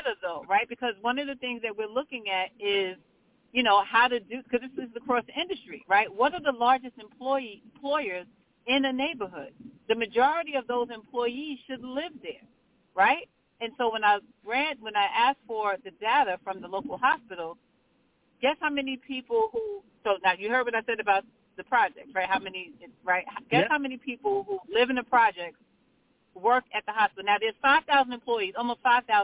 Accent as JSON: {"language": "English", "town": "New York City", "region": "New York", "country": "United States", "tie": "born or raised there", "said": "I was born and raised in Brownsville. I currently work in Brownsville"}